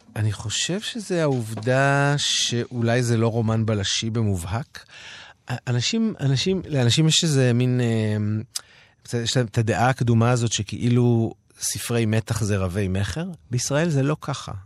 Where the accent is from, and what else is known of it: Holon, Tel Aviv District, Israel; born or raised there; moved away